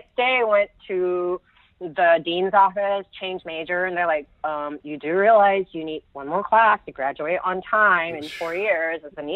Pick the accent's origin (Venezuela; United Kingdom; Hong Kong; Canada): Hong Kong; moved away; I grew up in Hong Kong. I'm British from Hong Kong